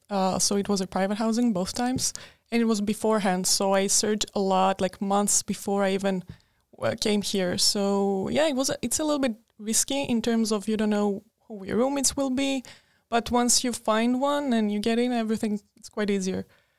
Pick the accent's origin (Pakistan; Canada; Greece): Greece; moved away as an adult; also born or lived in Serbia; now in Linköping, Sweden; I'm originally from Serbia, but I grew up in Greece. I consider myself Greek.